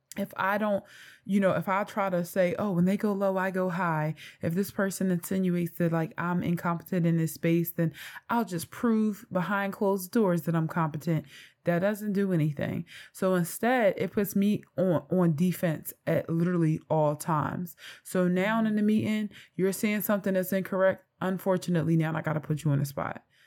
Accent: Philadelphia, Pennsylvania, United States; I am from North Philadelphia

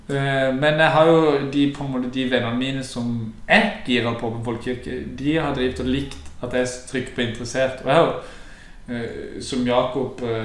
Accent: Sørlandet, Agder, Norway

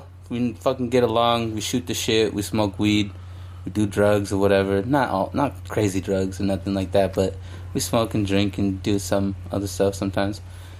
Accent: Orange County, Southern California, United States; I'm from Southern California. Born and raised. Mostly Orange County. More into like the LA fucking county area now.

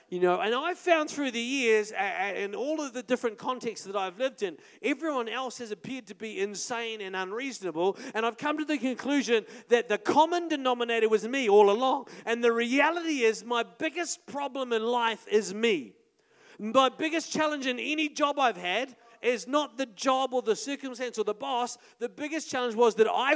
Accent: Paraparaumu, Wellington, New Zealand; moved away; also born or lived in Auckland; We're from Paraparam, we didn't like new people, like we already knew everyone in town

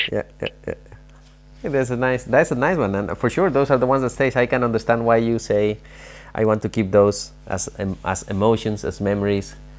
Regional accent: Mexico; I'm also from Mexico

